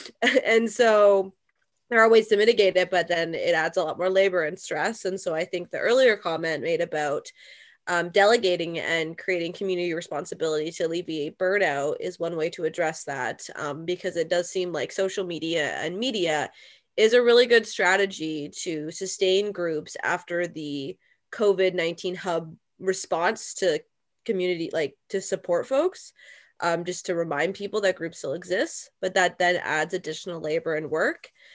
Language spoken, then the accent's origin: English; London, Ontario, Canada; now in Burlington, Canada; But I myself live in Burlington, Ontario, a neighboring city, and I'm from London, Ontario